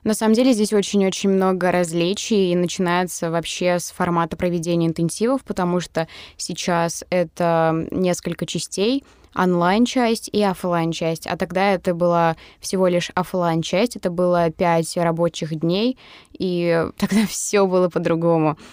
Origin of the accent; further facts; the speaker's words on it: Mari El, Russia; я из Мариэл